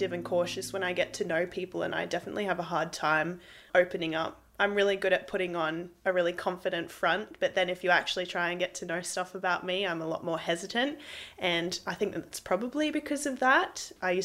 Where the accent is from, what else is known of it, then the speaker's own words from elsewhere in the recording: Brisbane, Queensland, Australia; also born or lived in Amberley, Queensland; I grew up in Amberley when I started my life, and then we moved to Brisbane when I started school.